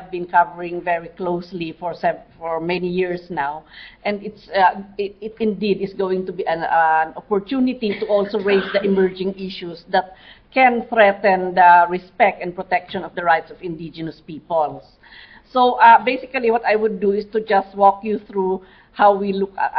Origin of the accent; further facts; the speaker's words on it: Mountain Province, Cordillera Administrative Region, Philippines; I come from the Cordillera region in the Philippines